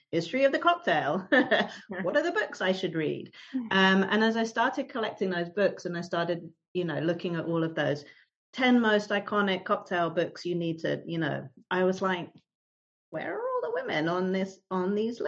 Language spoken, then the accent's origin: English; London, United Kingdom; moved away as an adult; now in New York City, United States; as you can probably tell from my accent, I'm originally from the UK. So I grew up in London. And I moved to New York City in 2007